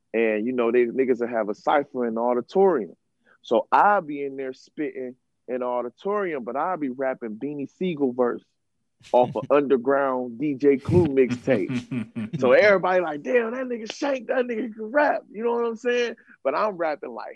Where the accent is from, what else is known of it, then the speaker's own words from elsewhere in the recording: Cleveland, Ohio, United States; also born or lived in New York; I go back to the projects because I'm from the Valley and shit. There's projects in Cleveland